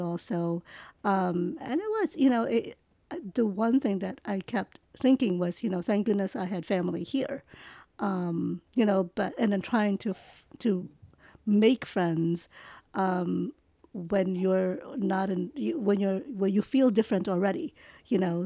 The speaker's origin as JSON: {"language": "English", "region": "New York", "country": "United States", "tie": "born or raised there", "also_born_or_lived": "Manila, Philippines", "first_language": "English", "said": "I was born in manila actually but i grew up pretty much in New York"}